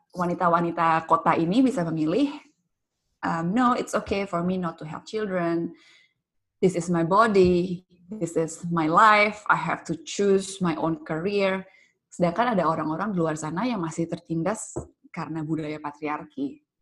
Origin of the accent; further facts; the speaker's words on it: Jakarta, Indonesia; gue dibesarkan di Pulau Jawa, di ibu kota Jakarta